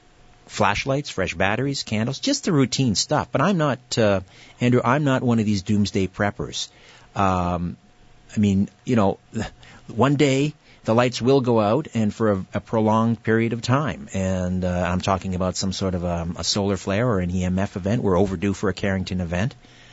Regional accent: Brantford, Ontario, Canada; the last time I ran into Paul was at the, it was the Cosmic Expo in my hometown, Brantford, last summer.

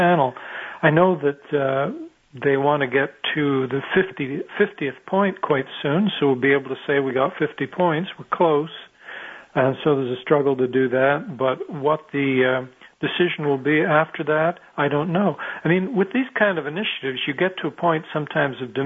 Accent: Canada; I'm Canadian

